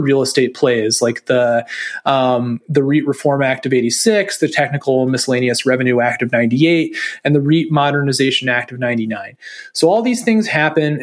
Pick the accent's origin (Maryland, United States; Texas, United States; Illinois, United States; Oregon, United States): Maryland, United States; my home state of Maryland, in the mid-Atlantic U.S.